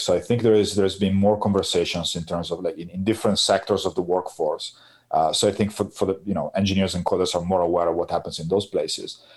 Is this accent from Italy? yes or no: yes; Piacenza, Emilia-Romagna, Italy; my hometown in Piacenza